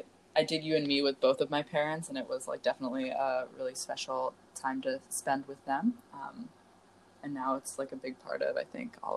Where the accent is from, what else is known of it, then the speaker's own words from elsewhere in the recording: Milford, New Hampshire, United States; I grew up in Milford, New Hampshire, and I went to the Milford Methodist Church, where Tom Getchalacy was the pastor for, like, most of my childhood. And I'm about the same age as Danny